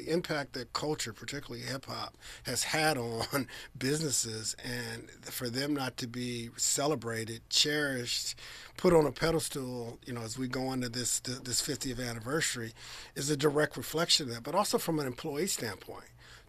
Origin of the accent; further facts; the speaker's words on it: Trenton, New Jersey, United States; born there; And I was born in Trenton, which is adjacent city.